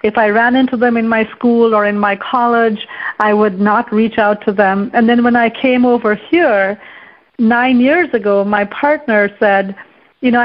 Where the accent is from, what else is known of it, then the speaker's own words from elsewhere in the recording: India; moved away as an adult; now in Kabul, Afghanistan; I was raised as a Hindu, and I left India when I was 20 years old to come to America